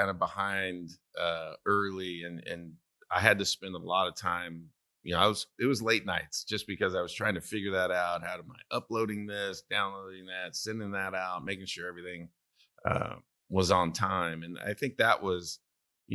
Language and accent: English; Santa Maria, California, United States; moved away as an adult; also born or lived in Stillwater, Oklahoma; I am from Santa Maria, California